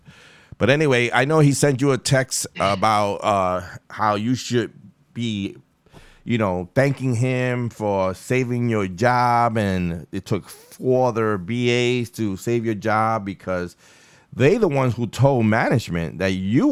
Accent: New York City, New York, United States; I'm from Far Rockaway.

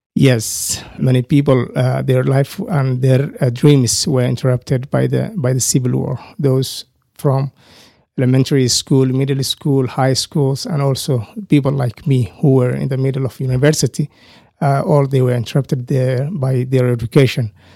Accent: Somalia; moved away as an adult; also born or lived in Nairobi, Kenya / Michigan, United States; now in Amarillo, United States; I grew up in Somalia, East Africa, and I came in the United States, uh, in April two thousand and nine.

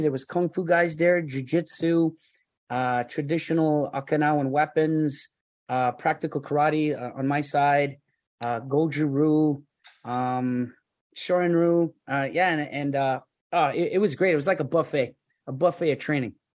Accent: Scarborough, Ontario, Canada; I was just a just a kid growing up in Scarborough, Ontario

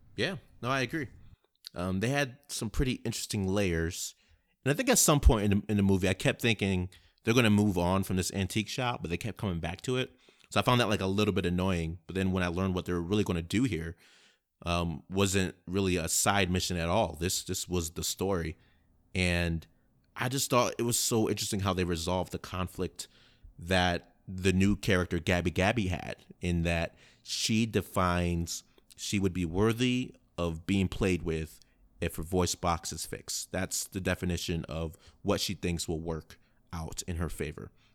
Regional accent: Rochester, New York, United States; moved away as an adult; When I left my hometown, you know, in Rochester, New York

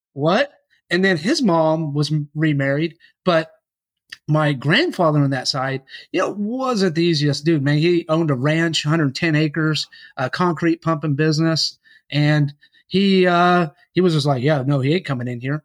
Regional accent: Yukon, Oklahoma, United States; I grew up in Yukon, Oklahoma, and, uh, with my dad

